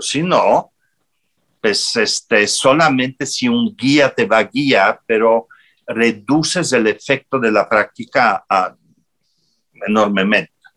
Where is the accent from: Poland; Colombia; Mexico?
Poland; Spanish is a second language; moved away as an adult; also born or lived in Italy; yo salí de mi tierra, salí de Polonia en el 80 81, 82 y fui a Italia